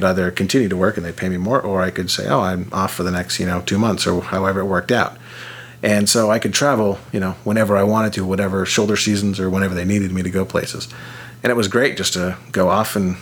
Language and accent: English; Orange County, Southern California, United States; also born or lived in San Diego; growing up in Southern California, surfing all the time